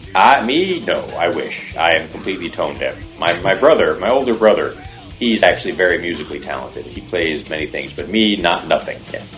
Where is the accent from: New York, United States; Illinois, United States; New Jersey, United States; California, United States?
New Jersey, United States; now in Los Angeles, United States; I'm originally from New Jersey